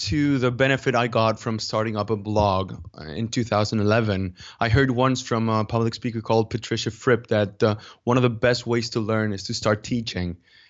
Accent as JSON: {"language": "English", "country": "Dominican Republic", "second_language": "English", "moved": "yes", "lives_now": "Mallorca, Spain", "said": "I'm from Dominican Republic, but I live in Mallorca, which is an island in the Mediterranean Sea. It's a Spanish island. And, well, I've been living here for a few years now."}